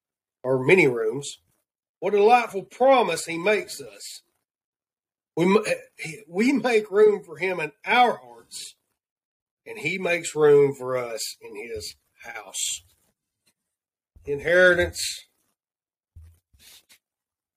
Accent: the South, United States; accent: Southern; my Southern accent

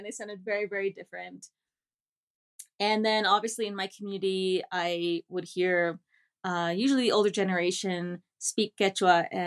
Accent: United States; first language English and Spanish; also born or lived in New York City, United States / Virginia, United States; I was born in New York City, but raised in the DC metro area in the largest Bolivian and the largest Quechua community in the US. Uh, my father's from La Paz, Bolivia, and my mom is from North America.

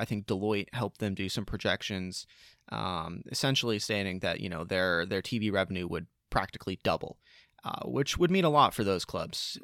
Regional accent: United States; as American sports fans

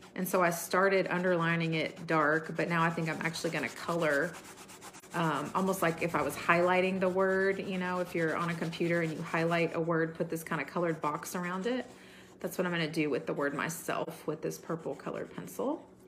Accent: United States; growing up in America

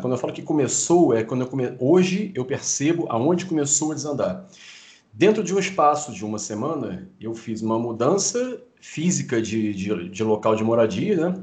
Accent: Rio de Janeiro, Brazil; eu sou carioca aqui no Rio de Janeiro

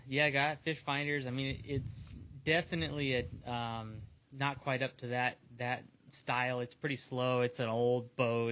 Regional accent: San Diego, California, United States; out here in San Diego

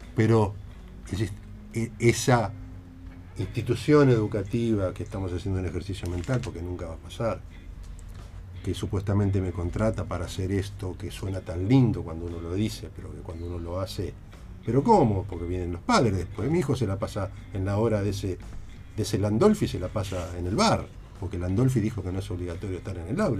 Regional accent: Argentina; buenos argentinos que somos

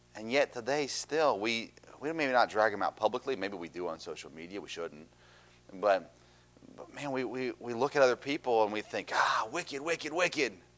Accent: Tennessee, United States; I grew up in Tennessee.

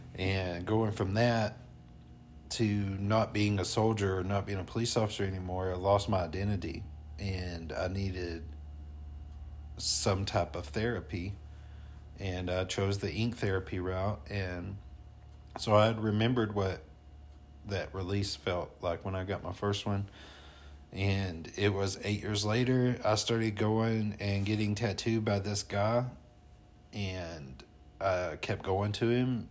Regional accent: North Alabama, United States; accent: twang; moved away as an adult; now in Colorado, United States; I'm from North Alabama

